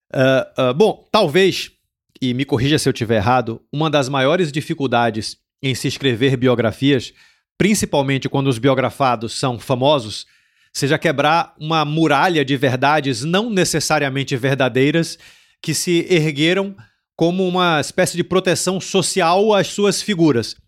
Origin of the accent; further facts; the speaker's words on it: Brazil; now in Portugal; eu senti como brasileiro, que eu, é muito curioso que eu senti quando eu cheguei aqui em Portugal